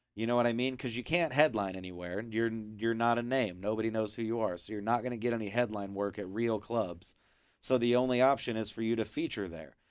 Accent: Kansas City, United States; I'm from Kansas City

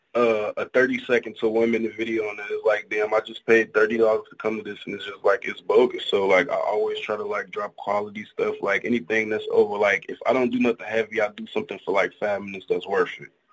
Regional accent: Chicago, Illinois, United States; Chicago, the rack, home of the Windy City Pizza

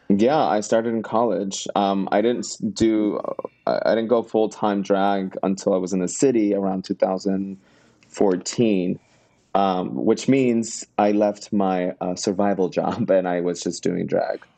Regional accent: Miami, Florida, United States; now in New York City, United States; I am originally from Miami

